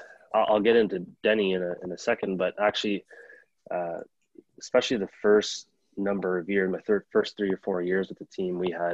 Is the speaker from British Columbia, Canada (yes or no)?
no; Cornwall, Ontario, Canada; my hometown team, Cornwall.